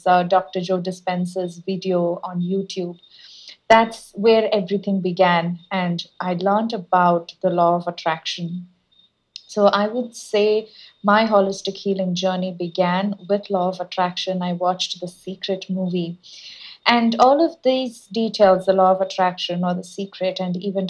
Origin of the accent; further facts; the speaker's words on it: India; moved away as an adult; also born or lived in United States; I was born and brought up in India. And when I went to US for my master's degree